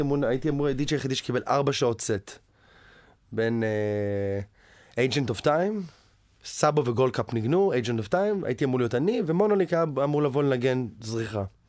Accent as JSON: {"language": "Hebrew", "town": "Tel Aviv", "region": "Tel Aviv District", "country": "Israel", "tie": "born or raised there", "moved": "as an adult", "lives_now": "United States", "said": "גדלתי ברמת אביב"}